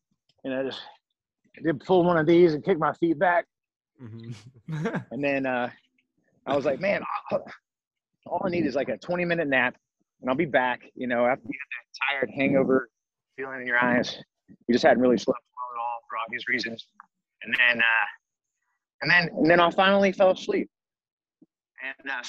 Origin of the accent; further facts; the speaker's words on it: Alabama, United States; now in Scottsdale, United States; Alabama, my hometown